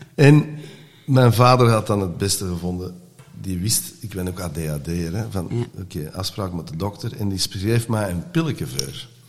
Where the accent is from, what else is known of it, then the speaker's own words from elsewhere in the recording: Antwerp, Flanders, Belgium; first language Dutch; wij eh, waren van Hollands gezin in Antwerpen